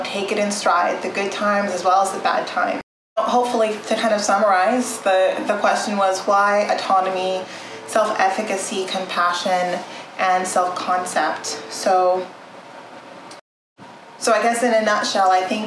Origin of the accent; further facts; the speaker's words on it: Southern Ontario, Canada; also born or lived in Edmonton, Alberta / Toronto / France; I was born in Edmonton, Alberta, and my parents migrated to Southern Ontario, where I spent the majority of my life. I grew up in small towns before moving to Toronto